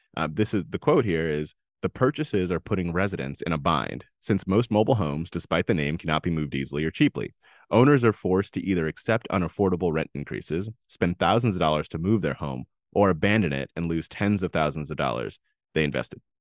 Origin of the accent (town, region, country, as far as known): United States